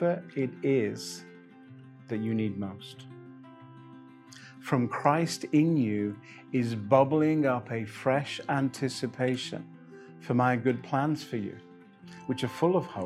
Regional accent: England, United Kingdom; I'm English

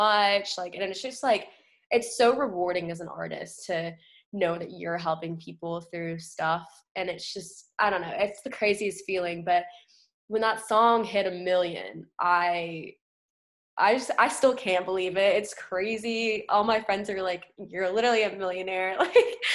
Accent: Wilmington, North Carolina, United States; I grew up in a small town, Wilmington, North Carolina.

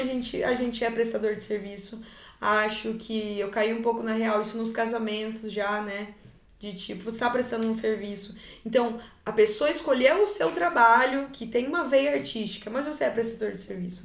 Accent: Cianorte, Paraná, Brazil; Eu sou do interior, eu sou de Cianorte, que é uma cidade desse tamaninho

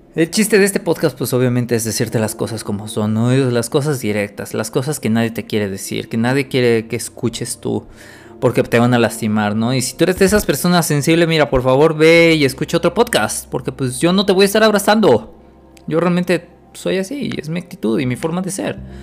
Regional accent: Puebla, Mexico; Yo soy de Puebla

